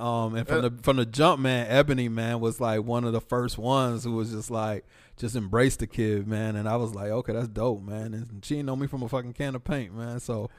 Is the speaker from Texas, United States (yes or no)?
yes; Dallas, Texas, United States; The perfect blend of fucking street shit, hood shit, growing up in Oak Cliff, Dallas, and being a motherfucking doctor.